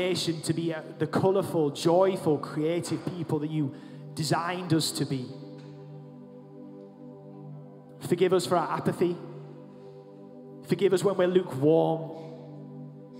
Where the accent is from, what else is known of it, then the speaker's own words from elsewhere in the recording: United Kingdom; as British people, on the most part, perhaps, you know, as Anglicans